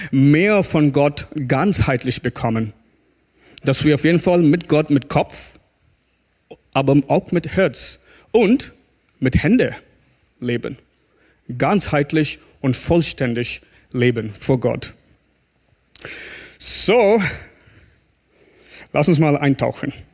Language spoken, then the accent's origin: German; South India, India; German is a second language; moved away; Ich komme aus Indien, aus Südindien, wo es warm ist und heiß.